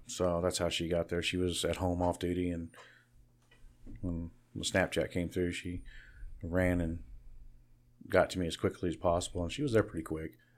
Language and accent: English; Kansas, United States; Born and raised in Barton County.